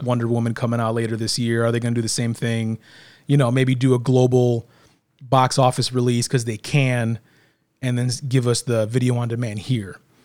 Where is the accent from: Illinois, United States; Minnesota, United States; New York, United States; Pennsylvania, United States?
Illinois, United States; we're from Illinois